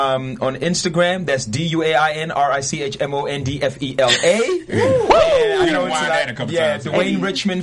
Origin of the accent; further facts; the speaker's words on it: Sierra Leone; being that I am from Sierra Leone, I felt like it was important for me to, you know, put my words out there